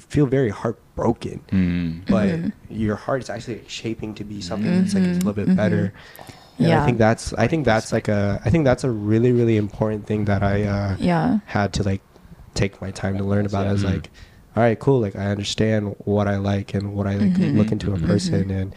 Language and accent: English; Texas, United States; now in New York, United States; I'm from Texas